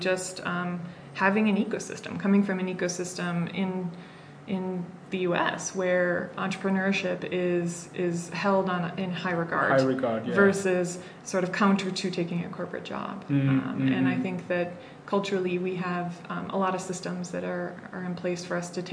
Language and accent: English; Wisconsin, United States; moved away as an adult; also born or lived in San Francisco / Massachusetts; now in Kenya; I did an undergraduate, 4-year undergraduate degree in my home state of Wisconsin